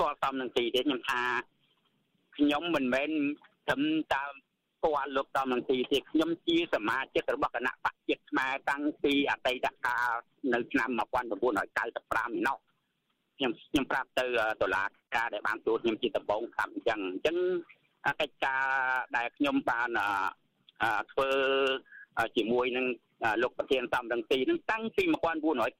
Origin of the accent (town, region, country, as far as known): Cambodia